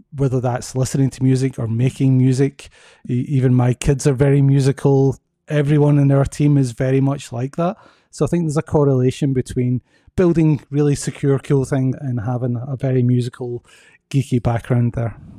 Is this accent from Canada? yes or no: no; Scotland, United Kingdom; moved away as an adult; also born or lived in Belgium / United States; now in Atlanta, United States; I'm originally from Scotland. Moved to Belgium for ten years and now I've been in the U S for ten years.